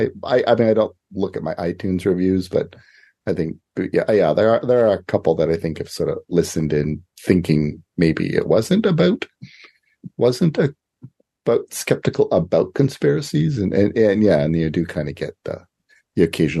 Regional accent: Canada; as a Canadian author, I like to joke

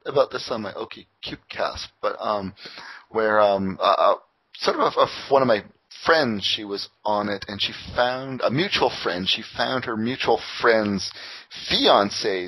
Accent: Windsor, Ontario, Canada; now in Toronto, Canada; my hometown Windsor, they're famous for their corn

